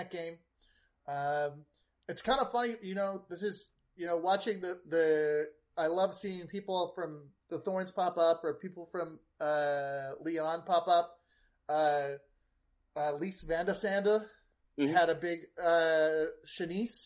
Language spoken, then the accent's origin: English; Canada; me as a Canadian